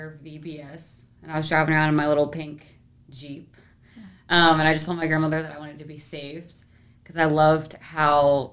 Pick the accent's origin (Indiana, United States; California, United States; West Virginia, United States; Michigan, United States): West Virginia, United States; Hedgesville; moved away as an adult; now in Harrisonburg, United States; I'm from Hedgesville, West Virginia. It's like a super small town. I think if you sneeze, you probably miss it. And I grew up there my whole life.